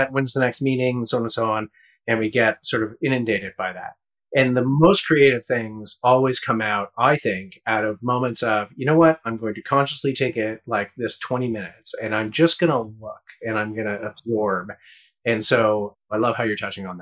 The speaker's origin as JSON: {"language": "English", "country": "Canada", "said": "as a Canadian"}